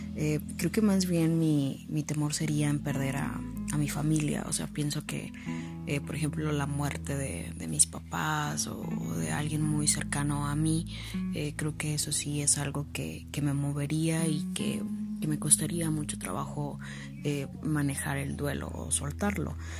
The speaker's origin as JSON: {"language": "Spanish", "country": "Mexico", "said": "somos mexicanos y celebramos un día eh, al año precisamente a esto, a los muertos."}